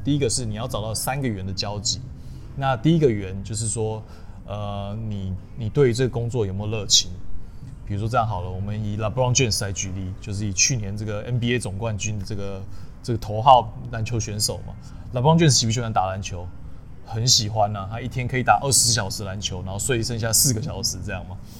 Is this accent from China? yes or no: no; Tainan, southern Taiwan, Taiwan; 我是南部小孩，那我从小就是在，呃，南部长大，然后我是，呃，私立中学，长荣中学，然后后来去念台南一中